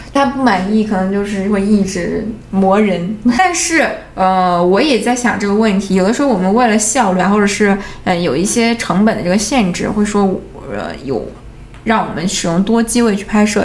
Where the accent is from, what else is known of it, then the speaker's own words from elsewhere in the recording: Northeast China, China; now in Shanghai, China; 对于我来说，对于一个东北小孩来说